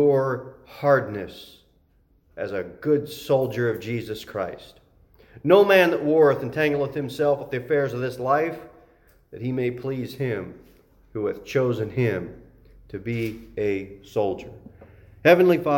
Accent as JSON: {"language": "English", "country": "United States"}